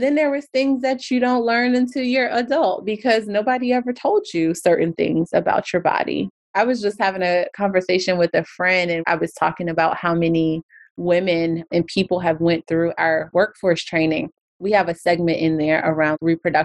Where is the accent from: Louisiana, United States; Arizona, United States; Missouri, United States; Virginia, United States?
Virginia, United States; Alexandria; I grew up in Alexandria